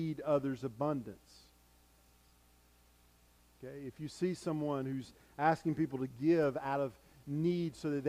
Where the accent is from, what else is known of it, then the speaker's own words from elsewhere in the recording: United States; as American Christians